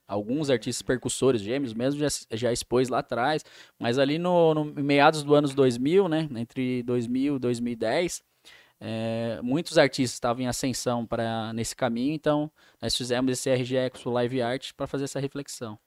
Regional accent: São Paulo, Brazil; now in Rio Claro, Brazil; Morava ali na Zona Norte de São Paulo, então tinha a pista de skate da ZN, é, os amigos em comuns ali daquele bairro do Jardim Peri, onde eu cresci ali.

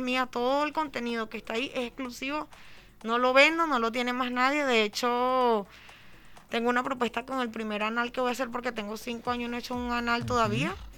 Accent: Venezuela; also born or lived in Barcelona; now in Paris, France; yo soy venezolana, vengo de otro tipo de cultura

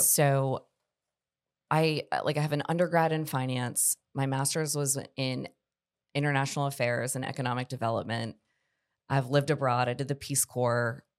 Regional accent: Charlotte, North Carolina, United States; moved away as an adult; now in Columbia, United States; I grew up in Charlotte, North Carolina

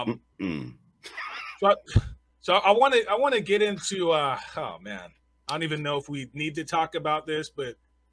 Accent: Southern California, United States; moved away as an adult; now in Las Vegas, United States; I come from Southern California

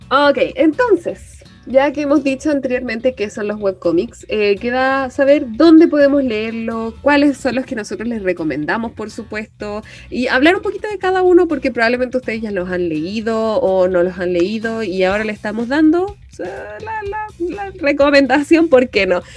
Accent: Chile; los chilenos somos canon como sociedad

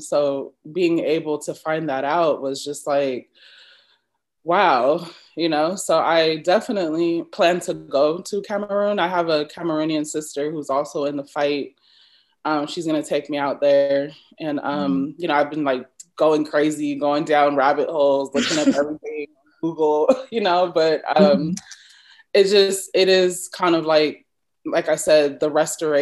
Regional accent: United States; accent: American; I am a Black American. I don't, you know, I can, I never can identify an American accent, but I'm pretty sure I have one.

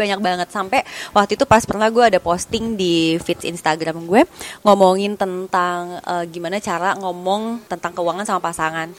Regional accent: Indonesia; kita orang Indonesia

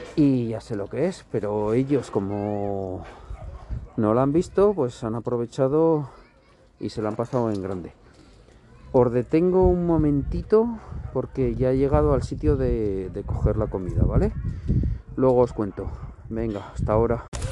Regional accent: Sariñena, Aragon, Spain; now in Zaragoza, Spain; nací en Zaragoza y hasta los, los 8 o 9 años viví en, Zaragoza, pero luego me trasladé a, un pueblo de, de Huesca, eh, la capital de los monegros

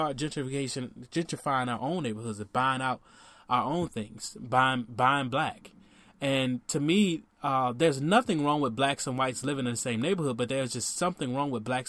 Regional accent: Miami, Florida, United States; Miami, my hometown

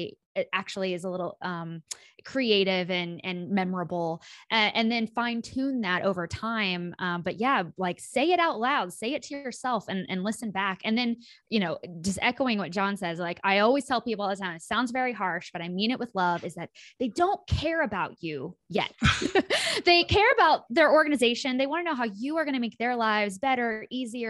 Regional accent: rural Kansas, United States; I grew up in Kansas

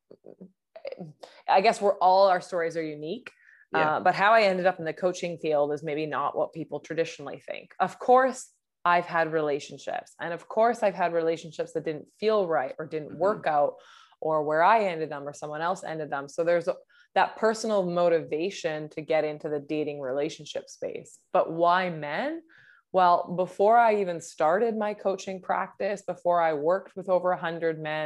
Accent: Vancouver, British Columbia, Canada; I'm from Vancouver, British Columbia, and I coach men

